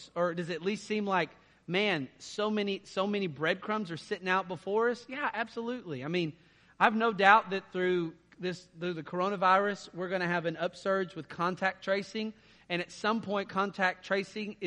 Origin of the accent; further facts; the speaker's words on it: Texas, United States; I'm a Texan